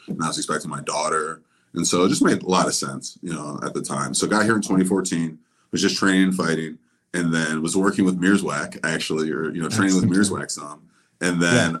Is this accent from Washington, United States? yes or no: no; Kent, Ohio, United States; I grew up in Kent, Ohio, which is the same city as Kent State University